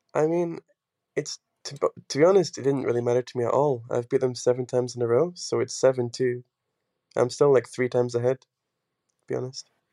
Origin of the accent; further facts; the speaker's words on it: Scotland, United Kingdom; moved away as an adult; also born or lived in England / Portugal; I've always been in Scotland because I'm like part Scottish